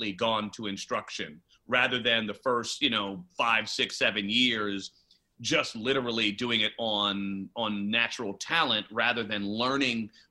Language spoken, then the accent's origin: English; New York City, New York, United States; now in Los Angeles, United States; Growing up in the Bronx